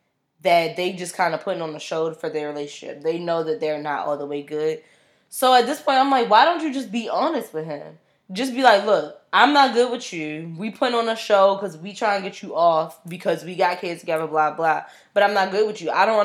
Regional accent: Brooklyn, New York, United States; I don't know what I was thinking, but I grew up in Brooklyn, and I felt like Jennifer had edge.

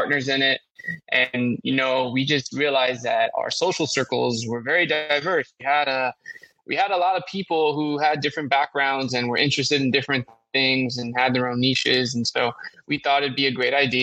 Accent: Los Angeles, California, United States; also born or lived in Davis, California; born and raised in Los Angeles, specifically Northeast LA, a community named Highland Park

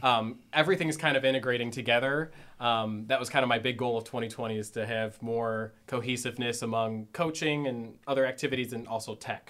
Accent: Strongsville, Ohio, United States; moved away as an adult; now in Columbus, United States; I am from Northeast Ohio. Actually, grew up in Strongsville, Ohio.

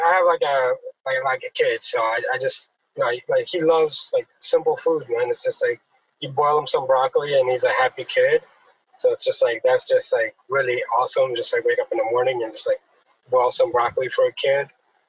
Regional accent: Southwest Virginia, United States; I grew up in Southwest Virginia, so I listen to a lot of country music.

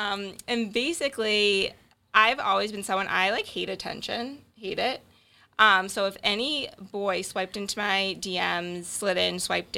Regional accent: Boston, Massachusetts, United States; So I'm from East Boston.

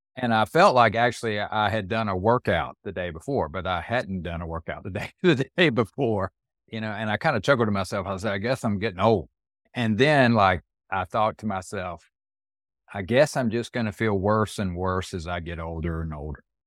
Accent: Fayetteville, North Carolina, United States; my hometown newspaper, which is where I was born and raised

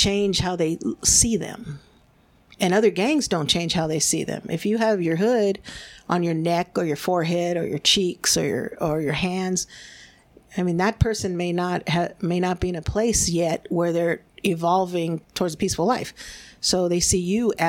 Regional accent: United States; first language Spanish; English is a second language; being born here in the United States. And my parents were immigrants. They're from Mexico

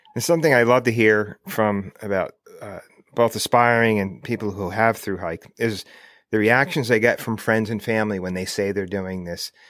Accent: United States; I grew up outside New York City.

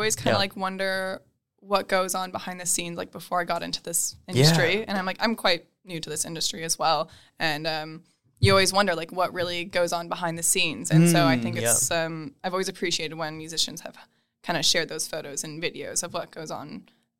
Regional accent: Princeton, Minnesota, United States; The town is called Princeton. It's a town. I think when I grew up there, it was like 4,500, 5,000 people.

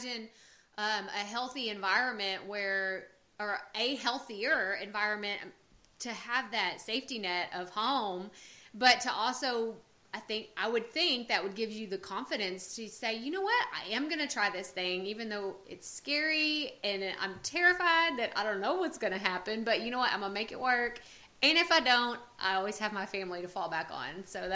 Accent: Texas, United States; I was born and raised in Texas, I've never lived anywhere else

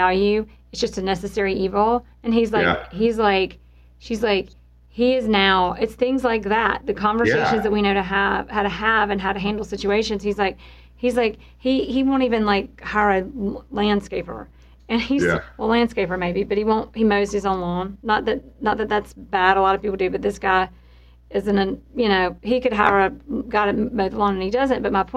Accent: the South, United States; we're both from the South

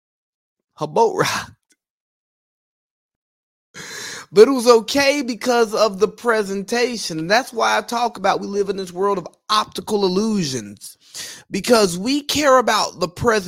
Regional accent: Georgia, United States; I'm from Georgia, the real South

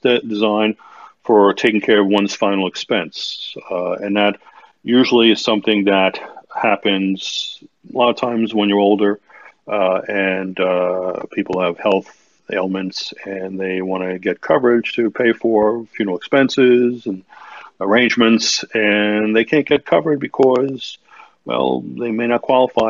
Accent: New York City, New York, United States; I'm originally from New York City

